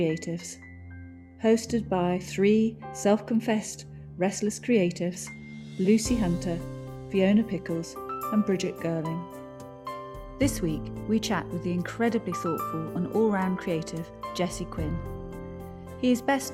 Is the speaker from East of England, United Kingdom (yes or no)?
yes; Framlingham, East of England, United Kingdom; we both grew up in Framlingham.